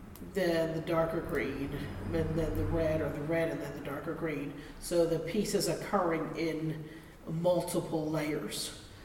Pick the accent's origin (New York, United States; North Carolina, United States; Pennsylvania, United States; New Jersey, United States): Pennsylvania, United States; Philadelphia; I'm a transplant from Philadelphia. And so when I moved, my family line though is from here